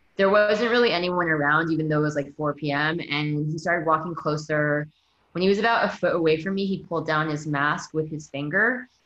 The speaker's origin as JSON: {"language": "English", "country": "United States", "said": "I'm American"}